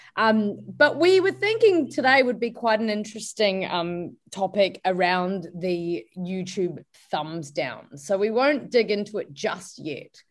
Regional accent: New Zealand; moved away as an adult; now in Melbourne, Australia; It took me two years to mm leave my hometown in New Zealand and settle in Melbourne.

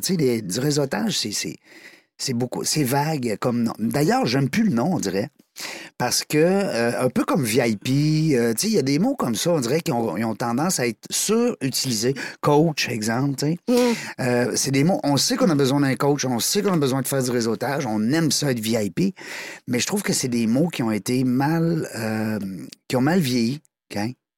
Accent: Amqui, Quebec, Canada; accent: Québécois; ça vient du bas du fleuve, Amqui

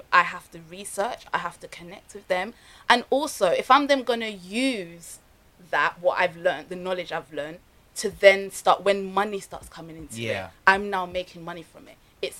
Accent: Nigeria; Same as I'm Nigerian, I now want to learn a style from Ghana.

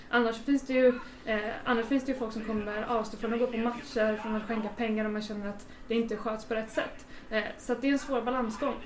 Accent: Gothenburg, Västra Götaland, Sweden; där jag uppväxt i, i Masthugget

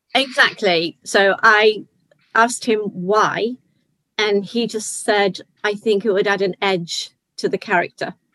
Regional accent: Liverpool, North West England, United Kingdom; I'm from Liverpool

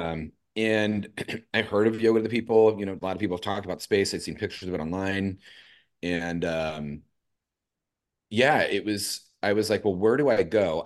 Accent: Los Angeles, California, United States; moved away as an adult; also born or lived in San Diego; now in San Francisco, United States; I'm originally from East L

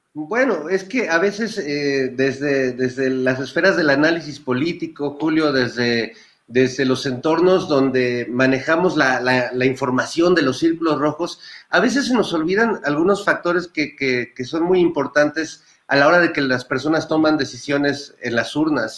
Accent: Mexico; vivir la transformación de una sociedad mexicana muy costumbrista

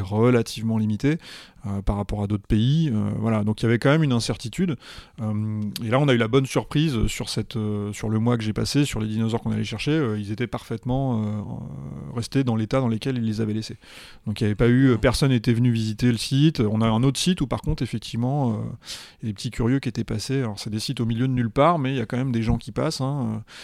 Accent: Paris, Île-de-France, France; I'm from Paris, uh, I'm a volunteer at the Paris Museum of Natural History

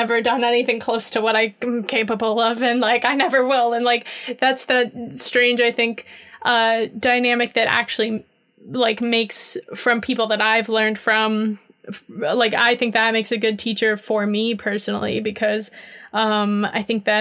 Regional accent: Miami, Florida, United States; moved away as an adult; also born or lived in New York / London; now in Seattle, United States; I grew up in Miami. I'm from there. And I moved to New York when I was 18.

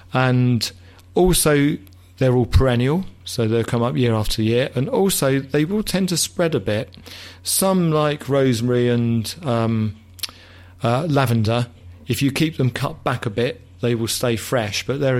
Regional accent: England, United Kingdom; I'm English very old-fashioned, people.

